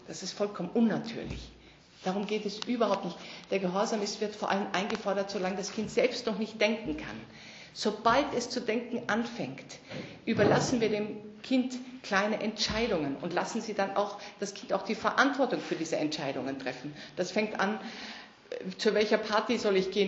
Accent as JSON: {"language": "German", "country": "Germany", "tie": "born or raised there", "said": "Also ich bin in Deutschland aufgewachsen"}